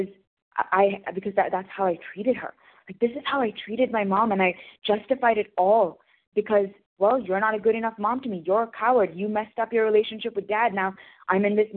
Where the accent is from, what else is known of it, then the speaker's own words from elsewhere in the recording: India; I'm from India